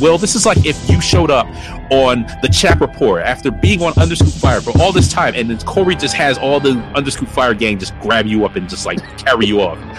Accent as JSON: {"language": "English", "town": "New York City", "region": "New York", "country": "United States", "tie": "born or raised there", "said": "I am a New Yorker, native born, raised, bred, uh, bled. I don't know if I've ever bled New York, but I, am from Brooklyn."}